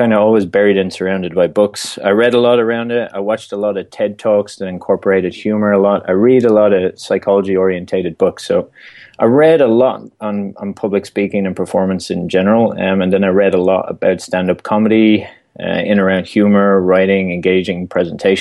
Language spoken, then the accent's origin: English; Dublin, Leinster, Ireland; moved away as an adult; now in United States; I came to the U.S. originally from Ireland, born and raised in Dublin, and moved to the U.S. working with the Irish government